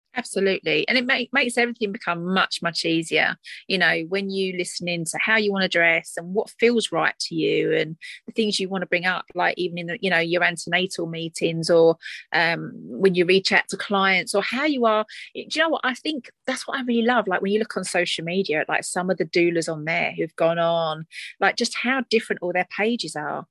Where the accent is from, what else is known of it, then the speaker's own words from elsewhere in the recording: Essex, East of England, United Kingdom; accent: Essex twang; my accent, my Essex twang